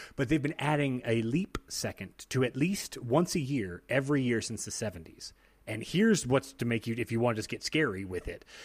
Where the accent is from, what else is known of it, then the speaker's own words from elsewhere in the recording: United States; as an American